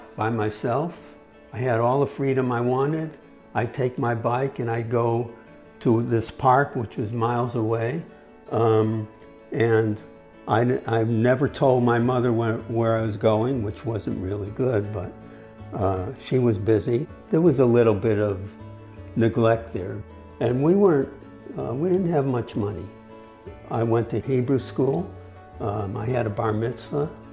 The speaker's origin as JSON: {"language": "English", "town": "Hartford", "region": "Connecticut", "country": "United States", "tie": "born or raised there", "said": "I was born in Hartford, Connecticut."}